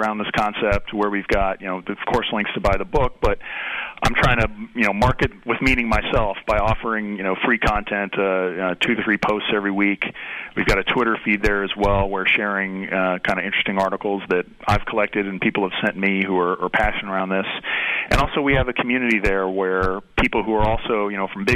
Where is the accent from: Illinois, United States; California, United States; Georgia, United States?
Georgia, United States; Atlanta; now in Cincinnati, United States; I grew up in Atlanta